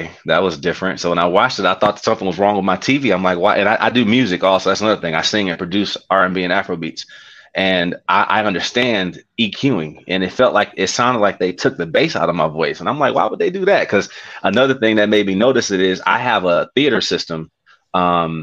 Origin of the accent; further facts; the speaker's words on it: Detroit, Michigan, United States; moved away as an adult; now in Dallas, United States; I'm from Detroit